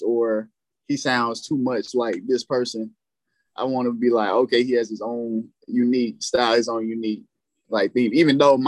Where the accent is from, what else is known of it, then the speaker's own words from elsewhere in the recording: Fayetteville, North Carolina, United States; accent: deep southern cadence; I'm from Fayetteville, North Carolina, but my people deeply rooted in Georgia, Texas, and in the South